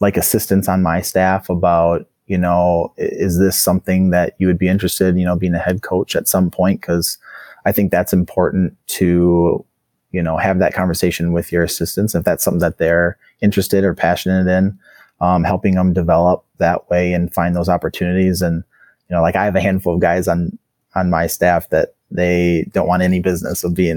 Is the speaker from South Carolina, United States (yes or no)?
no; Menomonie, Wisconsin, United States; moved away as an adult; also born or lived in North Carolina; now in Stewartville, Minnesota, United States; I'm originally from Wisconsin, the western portion of the state